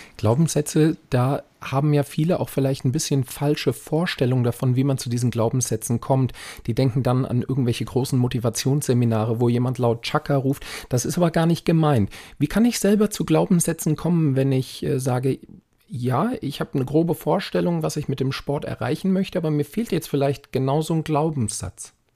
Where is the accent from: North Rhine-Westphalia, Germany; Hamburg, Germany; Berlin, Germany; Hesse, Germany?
Hesse, Germany; Frankfurt am Main; hier in meiner Heimatstadt Frankfurt am Main